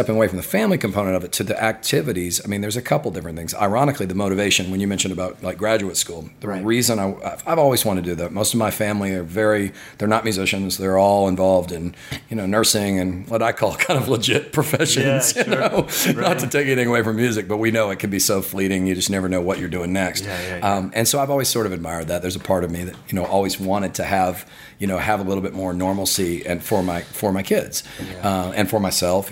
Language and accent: English; Gainesville, Florida, United States; I grew up in Gainesville, Florida